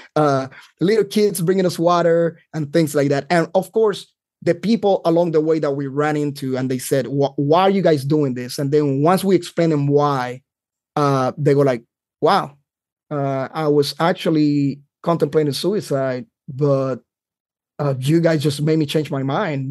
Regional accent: Carolina, Puerto Rico; moved away as an adult; now in North Carolina, United States; I grew up in Puerto Rico, uh, that's where I lived all my life until I joined the Army.

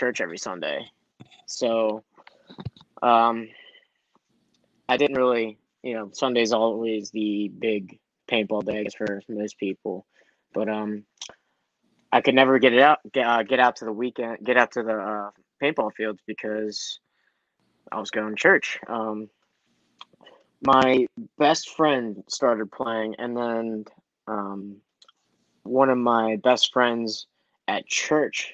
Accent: Baltimore County, Maryland, United States; I'm from Baltimore. My parents are from Korea. I'm not from Baltimore City. I'm actually like 20 minutes east of Baltimore, so I live in the county

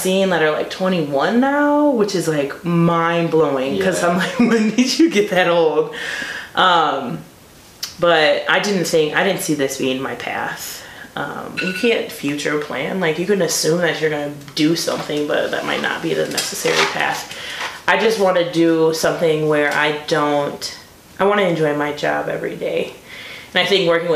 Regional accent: Beloit, Wisconsin, United States; moved away as an adult; also born or lived in Stevens Point, Wisconsin; now in Milwaukee, United States; I'm not from Milwaukee, I'm from Beloit

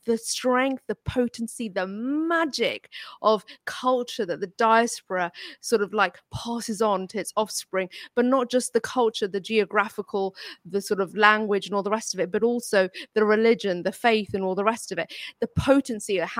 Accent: United Kingdom; first language Urdu; English is a second language; My mother tongue was Urdu. I spoke Urdu first. I was born in this country, but I lived in a community with Indian and Pakistani people

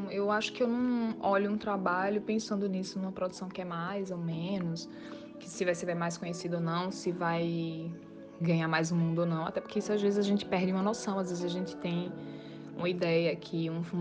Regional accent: Northeast Region, Brazil; E a gente, como um bom nordestino, como no caso eu não sou recifense, mas já me sinto como, somos bem bairristas

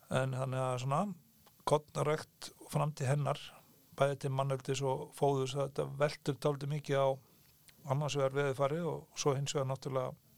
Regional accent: Heiðarbær, South Iceland, Iceland; ég er fættur uppalinn í Sveit og býð en þá á saman stað og ég er alveg upp á Heiðabæ í Þingalusveit

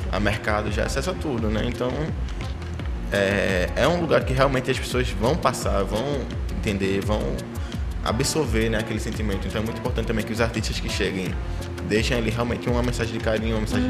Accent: Paulista, Pernambuco, Brazil; also born or lived in Favela do Bode, Recife; now in Recife, Brazil; eu sou de Maranguape, um lado paulista

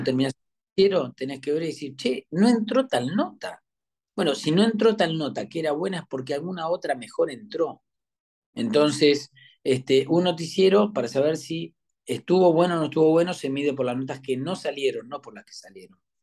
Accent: western Greater Buenos Aires, Buenos Aires Province, Argentina; moved away as an adult; now in Buenos Aires, Argentina; yo soy de, la zona oeste, aunque ahora ya hace muchos años que estoy acá en, que soy porteñito

